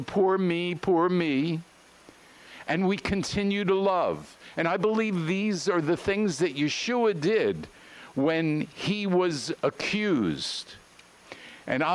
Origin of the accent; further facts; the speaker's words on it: New York, United States; I'm from New York